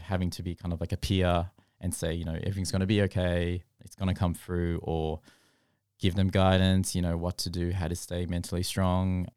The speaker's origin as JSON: {"language": "English", "country": "Australia", "tie": "born or raised there", "said": "growing up in Australia"}